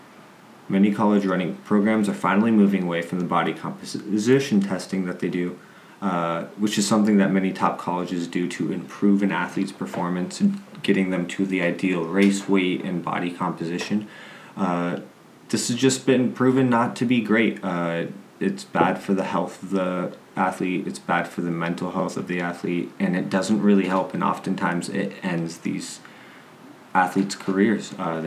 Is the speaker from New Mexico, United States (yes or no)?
yes; Las Cruces, New Mexico, United States; transferred to New Mexico State, which is my hometown.